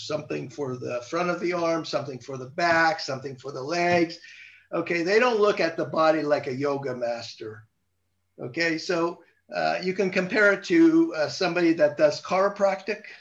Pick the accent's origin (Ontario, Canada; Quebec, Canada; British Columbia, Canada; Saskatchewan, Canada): Quebec, Canada; Montreal; now in Southern California, United States; I'm originally from Montreal, Canada.